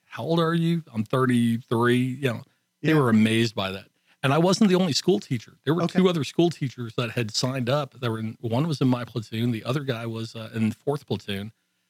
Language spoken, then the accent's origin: English; Texas, United States; accent: Texan; I'm speaking Texan. We've got guys speaking English.